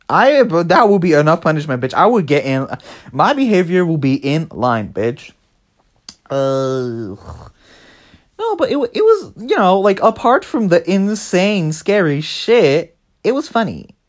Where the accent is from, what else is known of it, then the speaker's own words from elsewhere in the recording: United Kingdom; I'm British.